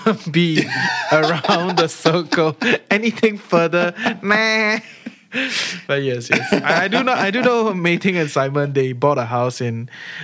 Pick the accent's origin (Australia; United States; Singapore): Singapore; I am from Tampines. I grew up in Tampines.